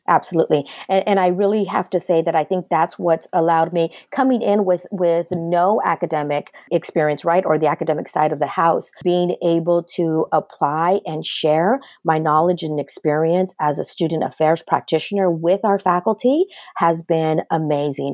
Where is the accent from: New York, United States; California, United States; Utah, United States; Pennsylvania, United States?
California, United States; Los Angeles; I'm a first generation Chicana born and raised in the Los Angeles area